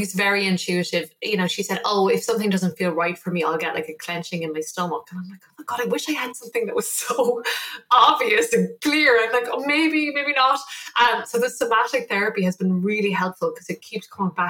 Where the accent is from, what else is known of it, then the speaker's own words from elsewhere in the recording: Ireland; also born or lived in New York; I'm Irish. That is, and I'm from a small